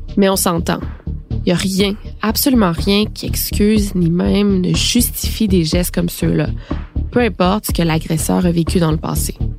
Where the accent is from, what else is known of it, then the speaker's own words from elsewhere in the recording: Quebec, Canada; chez nous, au Québec